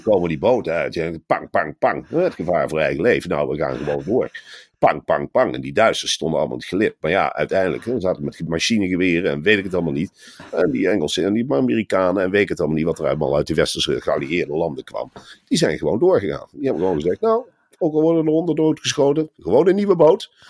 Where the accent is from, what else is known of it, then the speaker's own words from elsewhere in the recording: Arnhem, Gelderland, Netherlands; ik kom natuurlijk uit Arnhem.